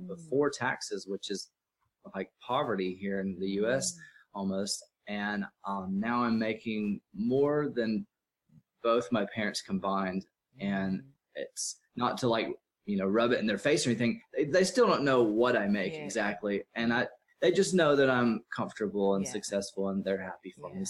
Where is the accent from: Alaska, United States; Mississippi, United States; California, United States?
Mississippi, United States; moved away as an adult; now in Austin, United States; I live in Austin, Texas. I'm from Mississippi. I moved out here to kind of get away from my parents and where I was raised